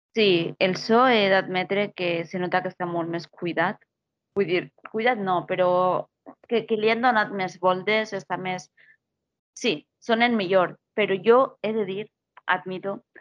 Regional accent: Castellón de la Plana, Valencian Community, Spain; jo soc filla de Castelló

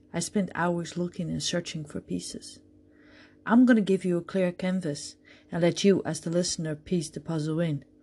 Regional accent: Netherlands; moved away as an adult; now in Jacksonville, United States; I'm from the Netherlands, Europe.

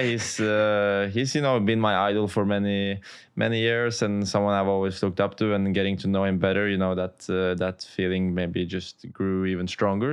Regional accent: Oslo, Norway; close to my hometown Oslo in Norway

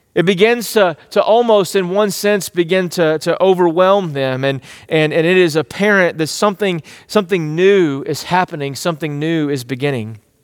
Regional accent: East Texas, United States; growing up in East Texas, I was like, These are my people.

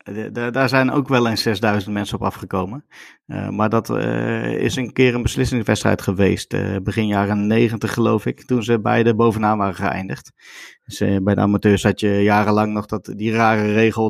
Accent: Veenendaal, Utrecht, Netherlands; bij ons in Veenendaal

